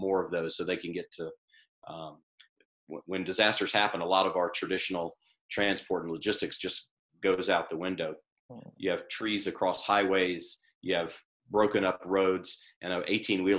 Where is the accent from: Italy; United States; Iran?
United States; the South; I grew up in the South